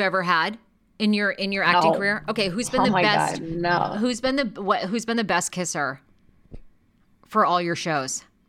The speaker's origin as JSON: {"language": "English", "region": "Maine", "country": "United States", "accent": "Maine", "said": "I really worked to get rid of my Maine accent. I didn't want people to know that I was from Maine."}